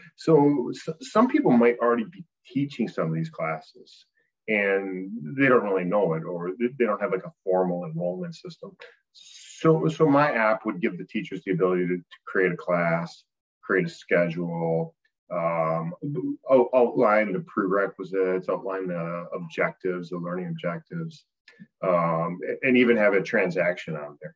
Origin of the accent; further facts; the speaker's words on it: Appleton, Wisconsin, United States; my hometown Appleton has, you know, 5,000 teachers and 5,000 students